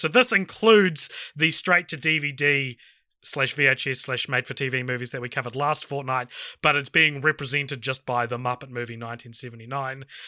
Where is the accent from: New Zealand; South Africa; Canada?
New Zealand; I'm from New Zealand